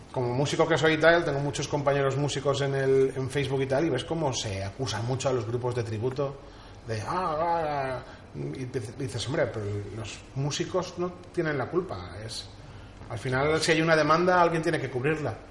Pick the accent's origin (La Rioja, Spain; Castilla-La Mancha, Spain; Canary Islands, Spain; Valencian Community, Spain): Valencian Community, Spain; Castellón de la Plana; somos de España, de Castellón